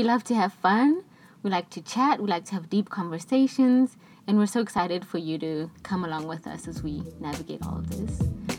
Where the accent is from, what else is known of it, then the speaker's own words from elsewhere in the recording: Pretoria, Gauteng, South Africa; I am from Pretoria, South Africa.